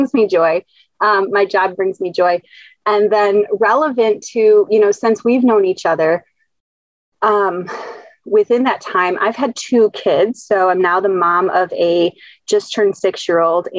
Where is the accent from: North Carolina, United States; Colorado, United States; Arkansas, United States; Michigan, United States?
Michigan, United States; Bedford; moved away as an adult; now in Ann Arbor, United States; I grew up in and around Bedford, Michigan, which is a little bit of a rural suburb outside of Toledo